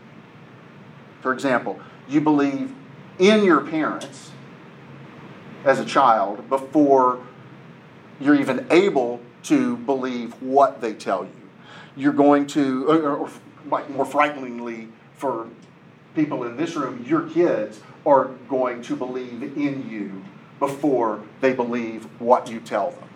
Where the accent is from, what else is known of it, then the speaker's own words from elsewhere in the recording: Nashville, Tennessee, United States; I live in Nashville, mostly because I was born in Nashville. My family lives in Nashville.